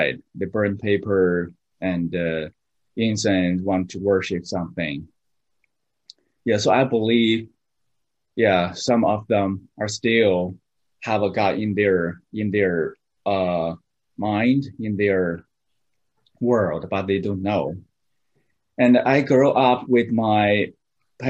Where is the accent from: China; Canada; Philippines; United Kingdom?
China; southeast China; English is a second language; moved away as an adult; now in Boston, United States; I'm from China, south part of China, southeast part of China